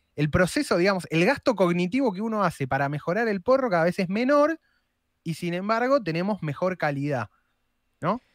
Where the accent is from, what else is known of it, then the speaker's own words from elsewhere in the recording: Argentina; somos los argentinos